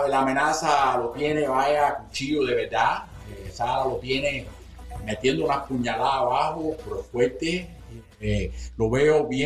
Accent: Cuba; Porque tú estás ayudando al boxeo cubano, yo soy cubano.

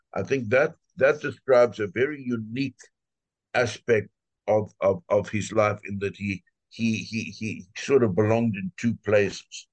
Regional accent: South Africa; moved away as an adult; now in United States; I'm originally, I was born in South Africa uh, and um, I'm a physician

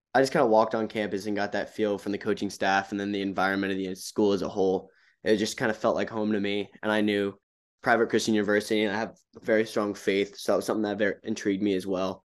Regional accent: Charlotte, North Carolina, United States; Charlotte, my hometown

